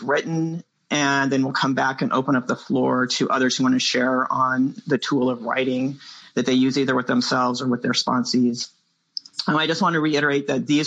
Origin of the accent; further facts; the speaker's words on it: San Francisco Bay Area, California, United States; I'm from the San Francisco Bay Area